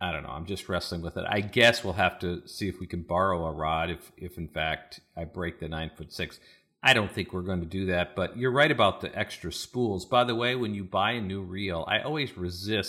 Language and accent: English; North Dakota, United States; I grew up in North Dakota, like with minus 40 degree Fahrenheit